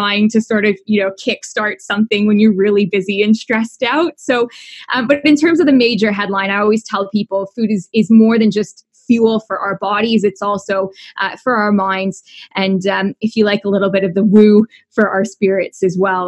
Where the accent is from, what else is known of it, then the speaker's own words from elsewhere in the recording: Canada; accent: Canadian; also born or lived in Toronto, Canada; My accent is Canadian